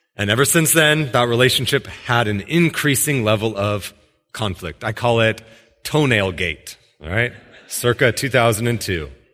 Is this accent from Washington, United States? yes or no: yes; Washington, United States; I was from Washington